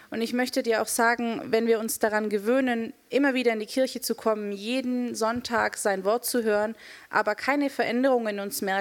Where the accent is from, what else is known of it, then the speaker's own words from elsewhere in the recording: Nuevo León, Mexico; ich bin Mexikanerin und ich komme aus dem Norden Mexikos, äh, aus einem Staat, der dort Nuevo León heißt.